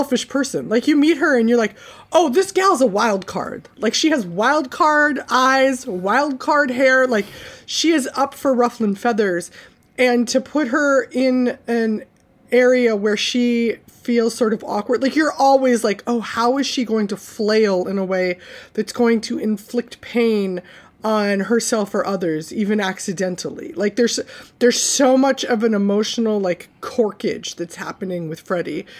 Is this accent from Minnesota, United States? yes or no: yes; Saint Paul, Minnesota, United States; my block growing up in St. Paul